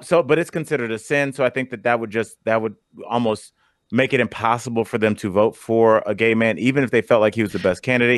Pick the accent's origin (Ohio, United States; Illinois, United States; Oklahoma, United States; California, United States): Ohio, United States; I'm from Ohio